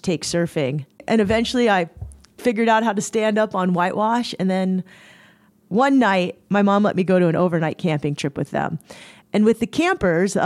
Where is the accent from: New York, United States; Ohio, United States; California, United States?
California, United States; Cardiff by the Sea; I grew up in San Diego in this small little beach town called Cardiff by the Sea